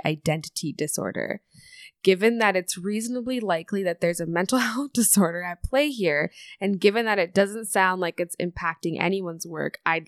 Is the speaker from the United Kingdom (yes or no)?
no; Canada; We're Canadian.